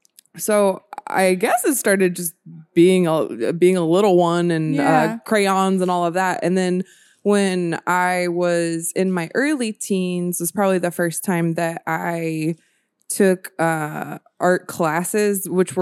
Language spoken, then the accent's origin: English; Marietta, Georgia, United States; now in Sacramento, United States; I'm from Marietta, Georgia. So it's like right outside of Atlanta.